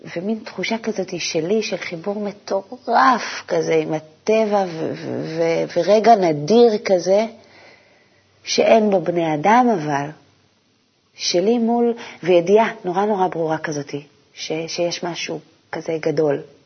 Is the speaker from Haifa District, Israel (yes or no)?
no; a moshav near Mount Gilboa, Northern District, Israel; גדלתי במושב, אה, ליד הגלבוע